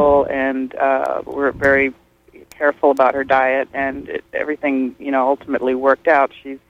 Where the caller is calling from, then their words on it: Lemoyne, Pennsylvania, United States; from Lemoyne.